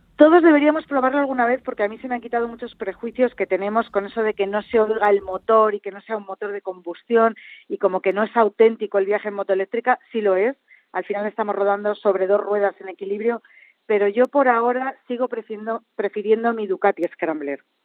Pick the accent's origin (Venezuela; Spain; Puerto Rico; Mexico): Spain; central Spain; vengo del centro de España donde la uva se cultiva a ras de tierra